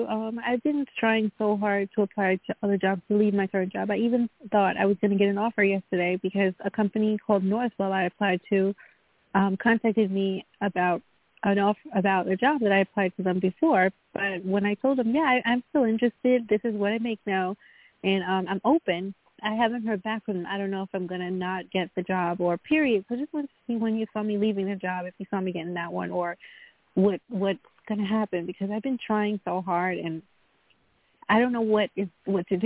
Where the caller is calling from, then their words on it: Long Island, New York, United States; I'm calling from New York, Long Island, New York.